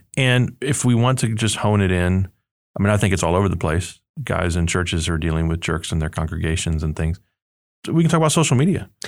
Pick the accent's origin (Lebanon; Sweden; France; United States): United States